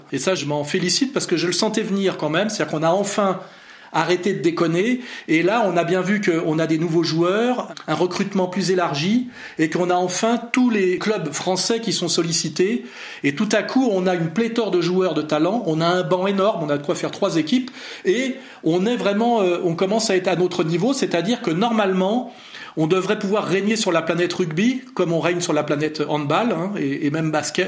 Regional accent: France; je suis français euh, formé à l'école française républicaine

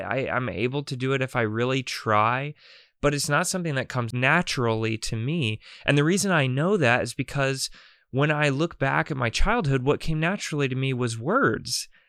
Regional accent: North Carolina, United States; I'm growing up in North Carolina

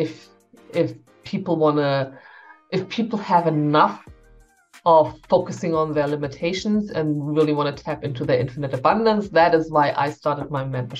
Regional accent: Germany; also born or lived in Berlin; I'm from Germany. I'm based in Berlin

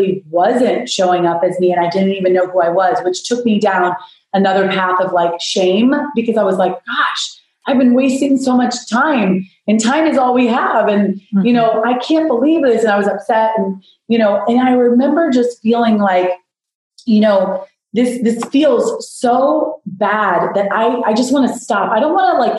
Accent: South Florida, United States; I grew up in South Florida

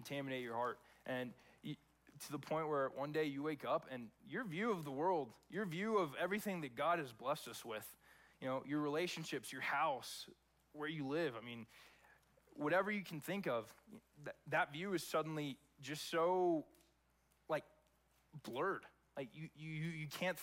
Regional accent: Texas, United States; moved away as an adult; also born or lived in California; I was born and raised in Texas. Lived there from the time I was born to the time that I went off to college when I was 18

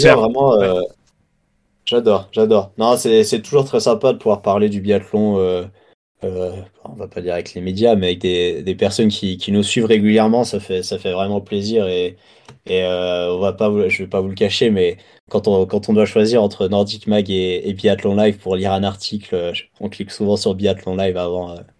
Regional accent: France; Mes deux parents sont anglais et j'ai. j'ai... Enfin, je suis né en France

